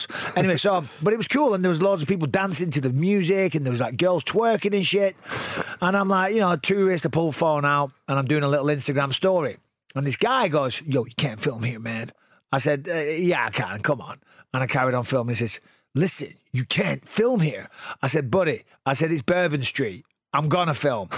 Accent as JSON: {"language": "English", "town": "Clitheroe", "region": "North West England", "country": "United Kingdom", "tie": "born or raised there", "said": "Growing up in Clitheroe"}